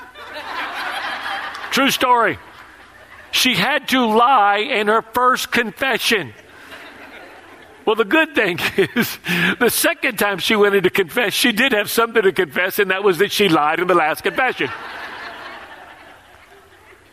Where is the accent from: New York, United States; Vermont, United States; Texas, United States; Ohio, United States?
Texas, United States; moved away; I'm from Texas